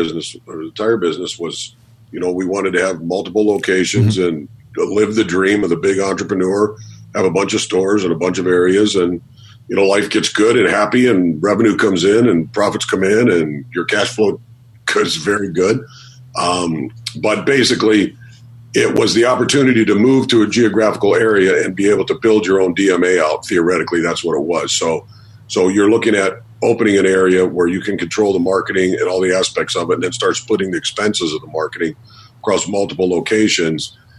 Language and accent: English; Detroit, Michigan, United States; moved away as an adult; also born or lived in Harrisburg, Pennsylvania; I was from Detroit, Michigan